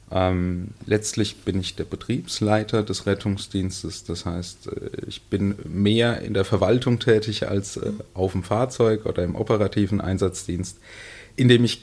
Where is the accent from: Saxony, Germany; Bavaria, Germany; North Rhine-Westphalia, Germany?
Bavaria, Germany; Erlenbach am Main; Ich komme aus dem Landkreis Miltenberg, bin 34 Jahre alt